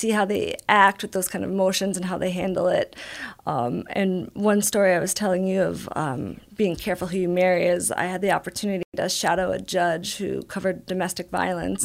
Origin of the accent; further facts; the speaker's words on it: Albany, New York, United States; moved away as an adult; also born or lived in Buffalo, New York; now in San Diego, United States; I grew up in Albany, New York